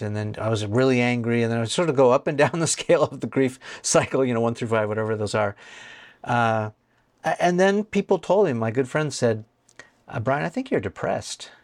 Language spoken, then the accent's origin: English; California, United States; I'm from California